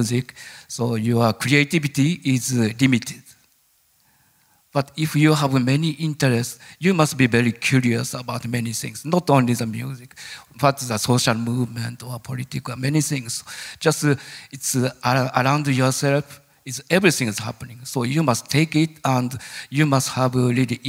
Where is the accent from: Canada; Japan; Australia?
Japan; English is a second language; moved away as an adult; born as a Japanese